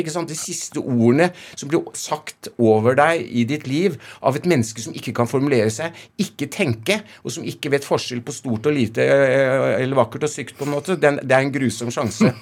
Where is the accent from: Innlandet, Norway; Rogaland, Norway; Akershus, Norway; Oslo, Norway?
Oslo, Norway; jeg er fra Oslo vest